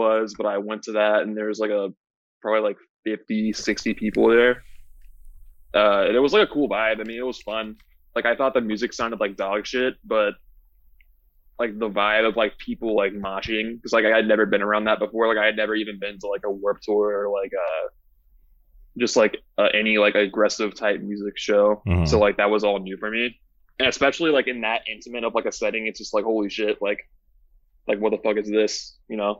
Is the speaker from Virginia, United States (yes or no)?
yes; Roanoke, Virginia, United States; moved away; no, like Roanoke, Virginia.